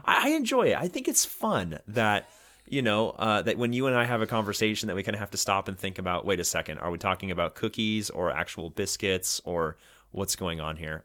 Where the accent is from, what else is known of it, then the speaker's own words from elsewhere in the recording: Oregon coast, United States; I grew up on the Oregon coast